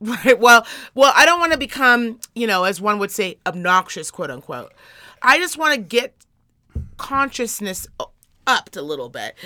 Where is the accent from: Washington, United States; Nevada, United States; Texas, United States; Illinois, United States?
Nevada, United States; Reno; I am from Reno, Nevada.